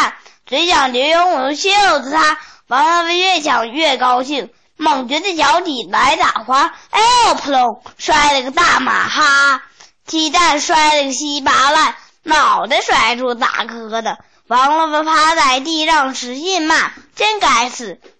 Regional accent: Dalian, Liaoning, China; 我来自大连，我快到六岁了。

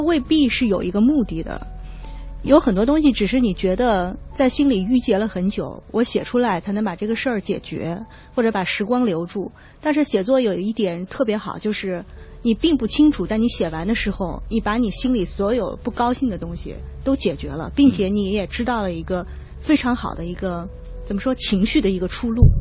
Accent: Hefei, Anhui, China; 我是合肥人

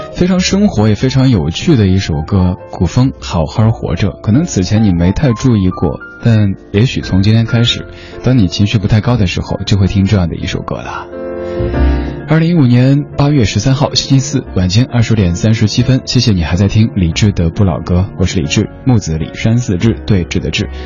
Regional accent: Chengdu, Sichuan, China; moved away; 我成都人

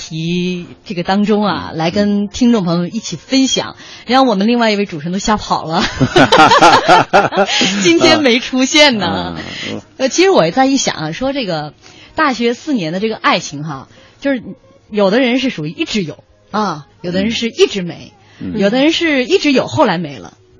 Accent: Shandong, China; 我们山东人多可怜，山东学子多可怜。

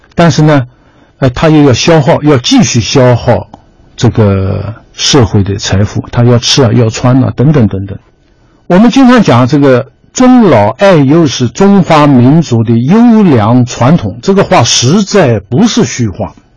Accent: China; 我们中国人

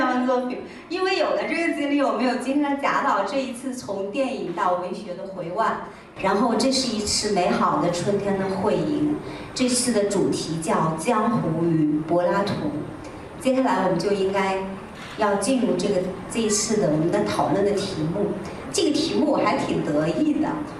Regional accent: China; 大概是这二十年来我们中国人我们自己个人成长的一抹精神的底色

